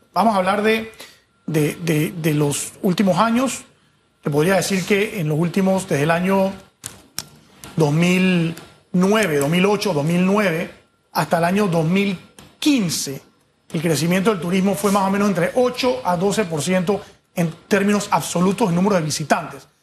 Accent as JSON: {"language": "Spanish", "country": "Panama"}